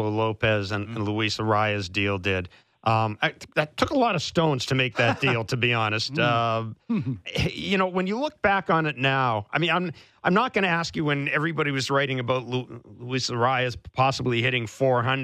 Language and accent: English; Manitoba, Canada; I grew up in Manitoba